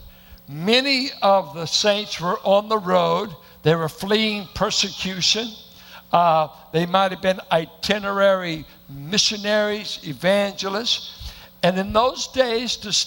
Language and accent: English; Richmond, California, United States; I went to a church that looked like it was planted in the hills of Oklahoma. Bunch of Arkies and Midwesterners in South Richmond.